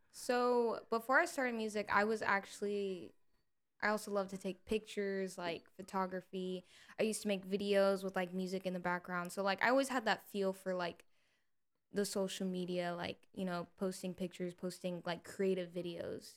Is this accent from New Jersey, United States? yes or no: no; Salado, Texas, United States; moved away as an adult; now in Austin, United States; I moved far from my hometown um, I'm from Salado, Texas originally.